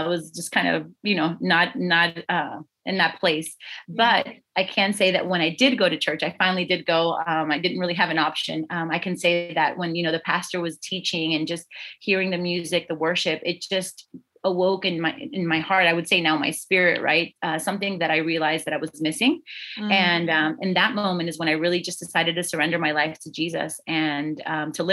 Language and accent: English; South Florida, United States; I was born and raised in South Florida. Only lived here.